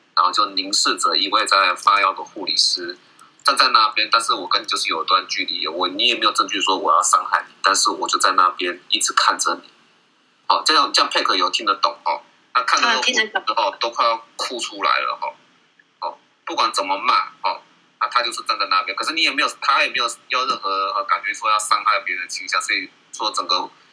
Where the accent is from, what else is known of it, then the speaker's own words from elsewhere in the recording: Taiwan; 我们台湾这边